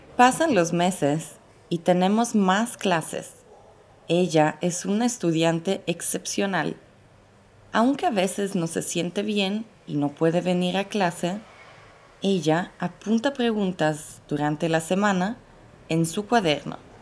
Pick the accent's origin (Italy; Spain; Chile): Italy; first language Italian; Spanish is a second language; moved away as an adult; also born or lived in Mexico City, Mexico; soy italiana pero vivo en Ciudad de México desde hace tres años